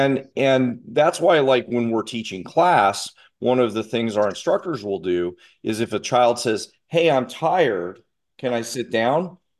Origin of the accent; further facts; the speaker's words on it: Russia; now in United States; I grew up in Russia during the Cold War and they found me, and I had pretty good flexibility.